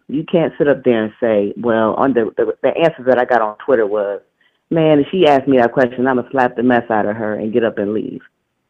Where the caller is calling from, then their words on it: Detroit, Michigan, United States; I'm calling from Detroit.